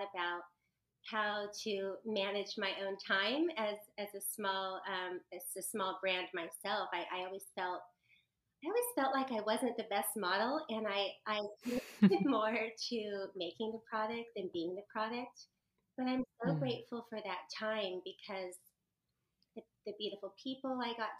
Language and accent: English; Huntington Beach, California, United States; also born or lived in Japan; I grew up in Southern California in Huntington Beach